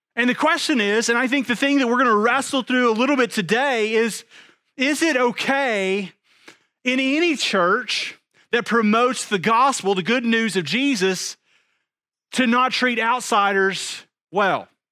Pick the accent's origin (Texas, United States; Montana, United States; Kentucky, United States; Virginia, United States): Texas, United States; East; I'm from East Texas